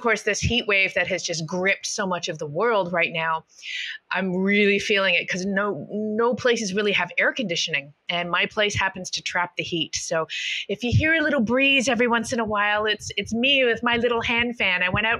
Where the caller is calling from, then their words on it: Madeira, Portugal; And I am hailing from Madeira right now, where you were recently